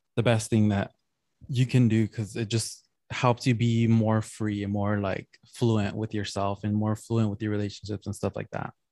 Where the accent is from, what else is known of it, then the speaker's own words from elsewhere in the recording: San Gabriel Valley, California, United States; growing up in San Gabriel Valley, it, it just feels like Mexico